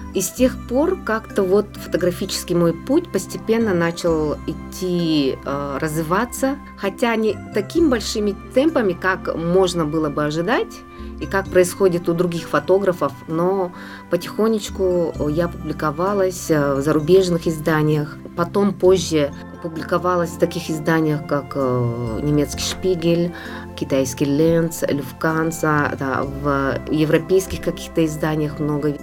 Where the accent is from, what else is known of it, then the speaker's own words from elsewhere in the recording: Yakutia, Sakha Republic, Russia; moved away as an adult; also born or lived in Nyurba / Tatta / Nizhny Novgorod; now in France; Я родилась в Якутске, детство ранее провела в Нюрбе, потом мы переехали в Тату, в село Деберге